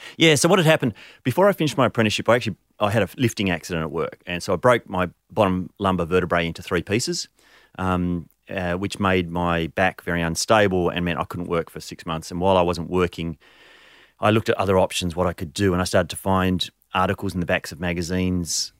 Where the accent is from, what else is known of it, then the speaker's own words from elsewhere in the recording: Canberra, Australian Capital Territory, Australia; also born or lived in Abergavenny, Wales; I grew up in Canberra, but I was actually born overseas. So I was born in the U K.